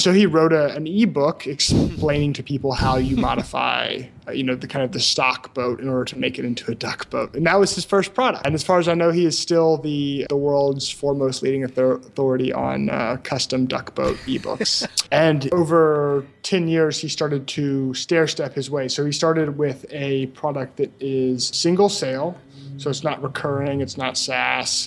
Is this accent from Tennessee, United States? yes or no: yes; Memphis, Tennessee, United States; moved away as an adult; also born or lived in Brazil; I'm from Memphis, Tennessee, which is kind of a small to medium sized city in the southeastern U.S.